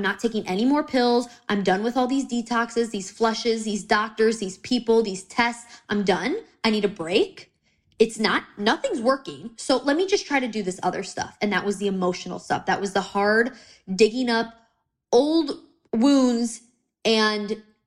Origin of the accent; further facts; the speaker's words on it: United States; I'm American